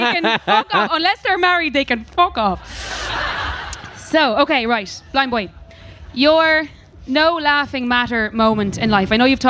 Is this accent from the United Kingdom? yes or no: no; Dublin, Leinster, Ireland; we were born and bred in Dublin